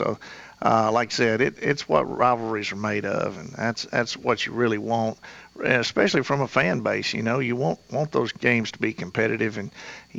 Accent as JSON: {"language": "English", "town": "Murfreesboro", "region": "Tennessee", "country": "United States", "said": "I'm from Murfreesboro."}